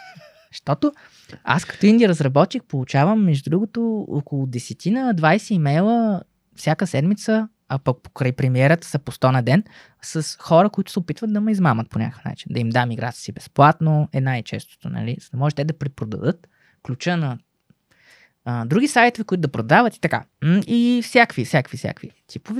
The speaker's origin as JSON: {"language": "Bulgarian", "country": "Bulgaria"}